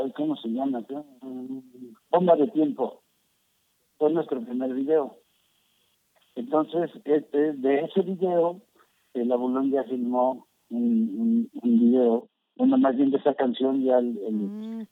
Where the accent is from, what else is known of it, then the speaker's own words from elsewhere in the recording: Mexico; como mexicanos